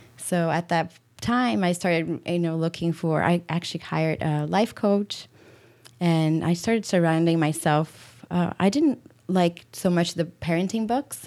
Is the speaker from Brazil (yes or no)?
yes; Brazil; moved away as an adult; also born or lived in Europe / Washington, D.C. / Madrid; now in Michigan, United States; I am from Brazil, born and raised